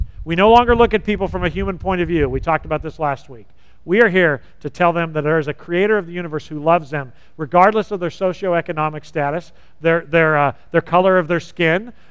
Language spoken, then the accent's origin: English; Southern California, United States; I grew up in Southern California.